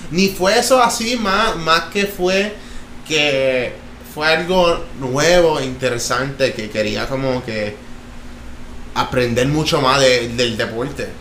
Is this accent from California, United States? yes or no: no; Jacksonville, Florida, United States; also born or lived in Connecticut / Orlando / Toa Baja, Puerto Rico; now in Arecibo, Puerto Rico; me crié en Florida mayormente.